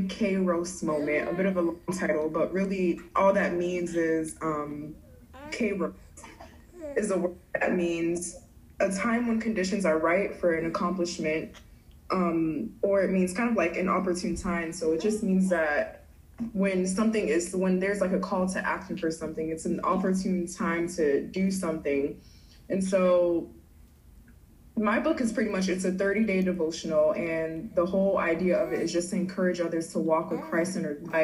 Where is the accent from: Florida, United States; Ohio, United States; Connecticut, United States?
Florida, United States; Hollywood; also born or lived in Miami, Florida / Fort Myers, Florida; I'm originally from Miami, Florida. I grew up in Hollywood, Florida.